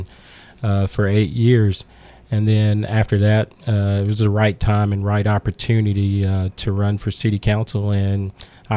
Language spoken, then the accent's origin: English; Trenton, Tennessee, United States; now in Murfreesboro, United States; I grew up in West Tennessee, Gibson County, Trenton, Tennessee